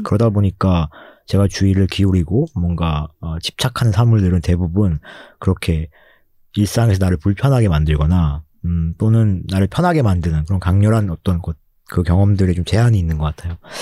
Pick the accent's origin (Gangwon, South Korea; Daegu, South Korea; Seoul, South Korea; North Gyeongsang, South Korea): Gangwon, South Korea; accent: Gangwon dialect intonation; 제가 강원도 출신이거든요